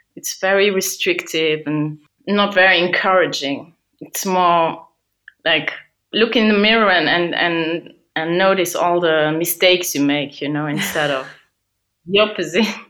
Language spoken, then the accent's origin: English; Luxembourg; I grew up and I was born in Luxembourg